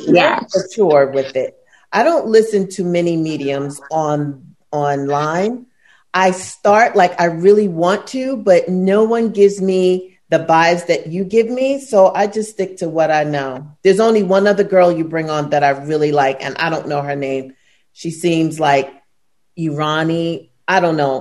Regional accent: New York City, New York, United States; moved away as an adult; now in Los Angeles, United States; I'm from, I'm born and raised in Brooklyn.

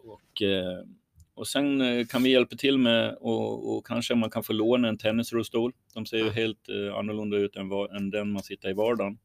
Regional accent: Sweden

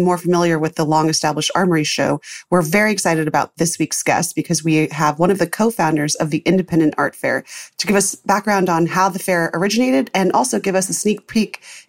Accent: Midwest, United States; as a fellow Midwesterner

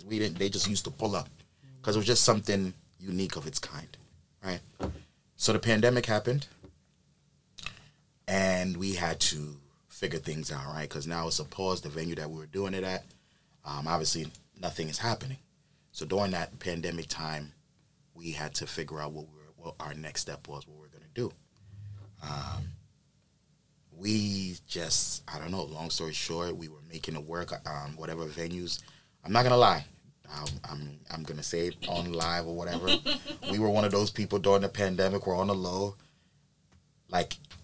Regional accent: New York, United States; also born or lived in Dallas, Texas / Ghana; I've lived in New York most of my life

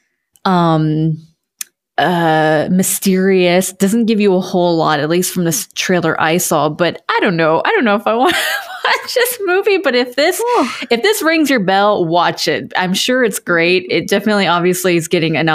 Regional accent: United States; as an American

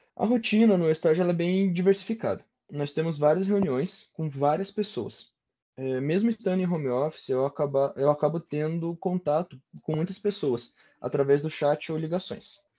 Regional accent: Ponta Grossa, Paraná, Brazil; eu sou natural de Ponta Grossa, nasci e cresci por aqui, morei alguns aninhos fora, mas acabei voltando para cá

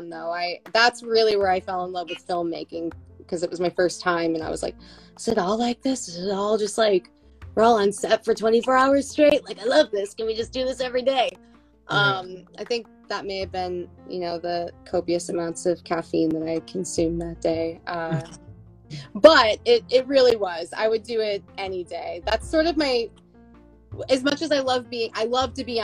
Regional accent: Buffalo, New York, United States; moved away; I'm from Buffalo.

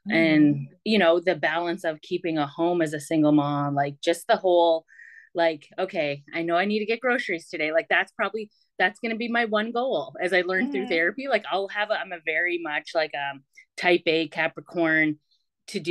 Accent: Millbrook, Nova Scotia, Canada; I grew up in Millbrook First Nation with a third. So out of Nova Scotia

